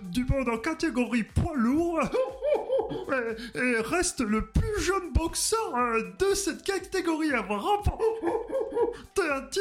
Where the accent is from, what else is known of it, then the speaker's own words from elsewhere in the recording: Mirandol-Bourgnounac, Occitania, France; Je suis originaire de Mirandol-Bronouniac, qui est un petit village au-dessus de Carmo, pardon.